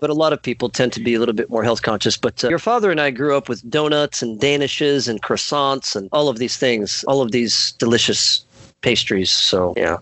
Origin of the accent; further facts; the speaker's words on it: United States; also born or lived in Mississippi; I'm an American. I live here in the great state of Mississippi